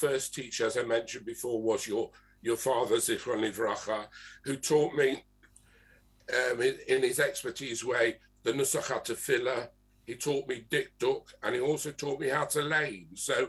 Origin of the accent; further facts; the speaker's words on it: London, United Kingdom; also born or lived in Manchester; a very dear friend of mine who we grew up together in Finchley